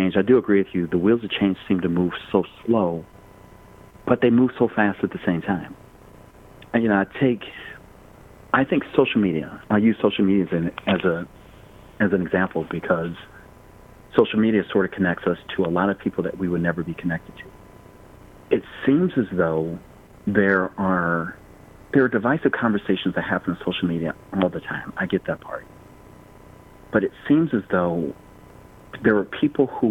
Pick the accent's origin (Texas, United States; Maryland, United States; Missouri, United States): Missouri, United States; St. Louis; I grew up in St. Louis, Missouri